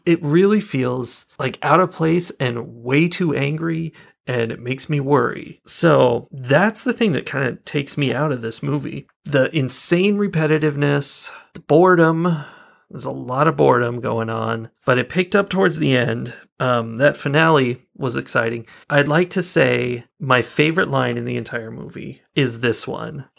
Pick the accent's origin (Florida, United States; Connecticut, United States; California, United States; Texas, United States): California, United States; I'm from California